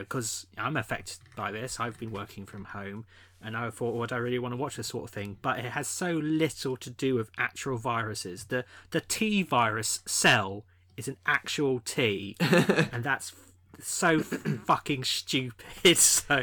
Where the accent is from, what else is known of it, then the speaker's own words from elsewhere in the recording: Somerset, South West England, United Kingdom; we're brothers, but we're also from Somerset